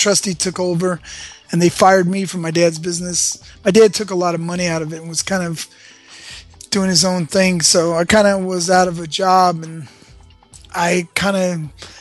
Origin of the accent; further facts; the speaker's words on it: Los Angeles, California, United States; I was born in Westwood, California. Born at UCLA Medical Center.